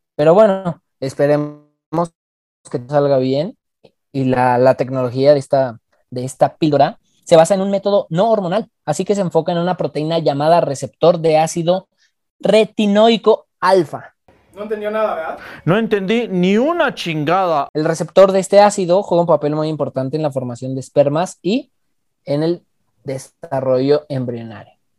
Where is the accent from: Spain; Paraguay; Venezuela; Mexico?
Mexico; Soy más mexicano